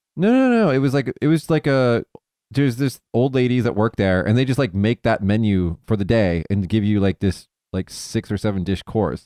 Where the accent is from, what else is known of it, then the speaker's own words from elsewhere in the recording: Las Vegas, Nevada, United States; where I'm from Vegas